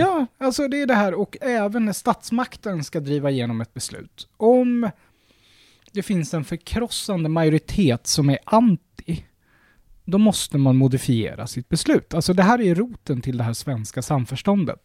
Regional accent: Sweden

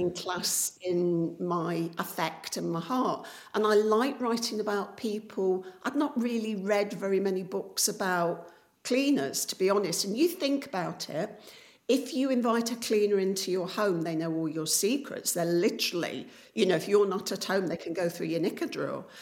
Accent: Coalville, East Midlands, United Kingdom; my hometown of Colville in Leicestershire, which is a former pit town.

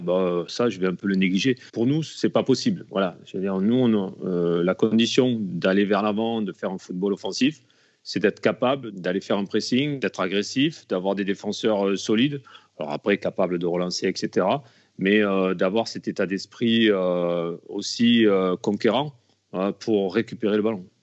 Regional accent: Alès, Occitania, France; j'ai commencé dans mon club euh, là où je suis né à Alès

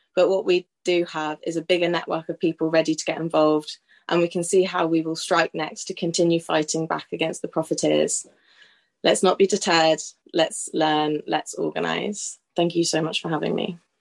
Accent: Norwich, East of England, United Kingdom; I'm from Norwich

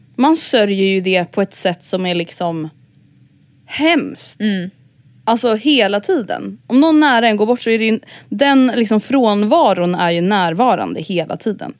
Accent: Stockholm, Stockholm County, Sweden; att växa upp i förorten i Stockholm blev liksom så himla mycket så här ens identitet

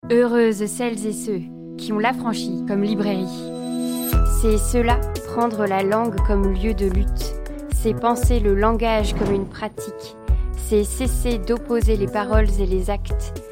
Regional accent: Belgium; je ne suis pas française, je suis belge

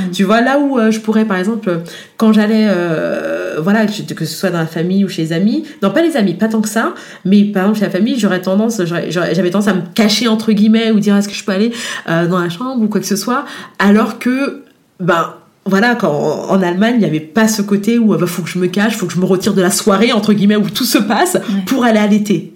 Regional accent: France; moved away as an adult; also born or lived in Guadeloupe (parents' origin); now in Germany; je suis née en France, mais d'origine de parents, euh, de, parents de la Guadeloupe.

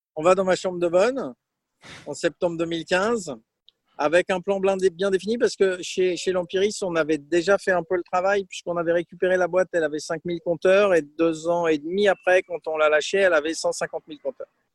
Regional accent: Aix-en-Provence, Provence-Alpes-Côte d'Azur, France; moved away as an adult; also born or lived in Brest / Poland / Italy / Burgundy; je suis originaire d'Aix-en-Provence

